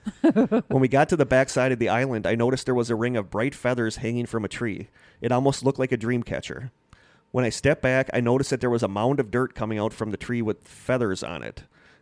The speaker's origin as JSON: {"language": "English", "town": "Manitowoc", "region": "Wisconsin", "country": "United States", "tie": "born or raised there", "said": "Basically, when there is nothing else to do growing up in Manitowoc, Wisconsin, you drive around aimlessly on back roads in the middle of nowhere"}